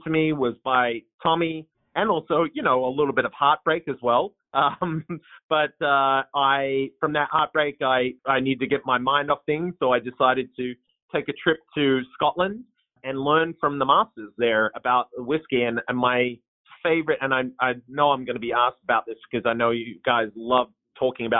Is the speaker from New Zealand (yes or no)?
no; Australia; accent: twang; moved away as an adult; now in Portland, United States; I don't have a Portland accent, but it's a little bit of a twang. So I moved here from Australia back in 2009.